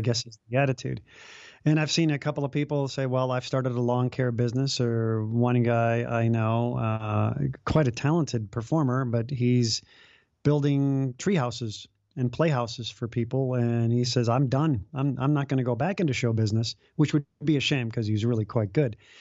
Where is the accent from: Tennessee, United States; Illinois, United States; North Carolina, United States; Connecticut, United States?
Illinois, United States; Chicago; also born or lived in Los Angeles; now in Des Moines, United States; I grew up in Chicago and left L A to be in a small suburb of Des Moines